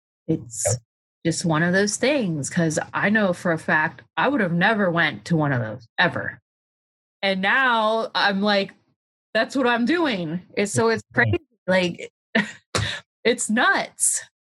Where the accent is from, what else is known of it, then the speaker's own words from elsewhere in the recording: Pennsylvania, United States; And they also have respect for me too, because I come all the way from Pennsylvania.